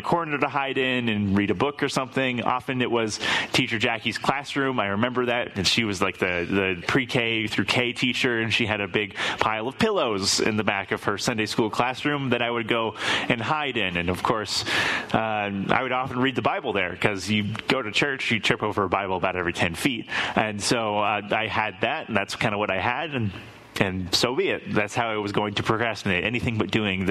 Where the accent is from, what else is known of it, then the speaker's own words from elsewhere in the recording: Lake Tapps, Washington, United States; the church that I grew up in over in Lake Taps Community Church